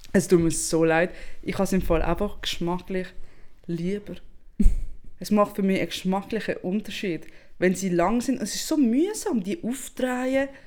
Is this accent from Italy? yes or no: yes; Italy; now in Switzerland; als Italienerin